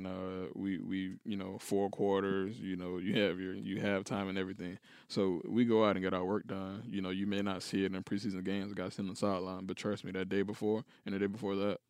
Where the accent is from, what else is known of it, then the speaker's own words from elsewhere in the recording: Atlanta, Georgia, United States; No, it's Atlanta. I'm from Atlanta, Georgia.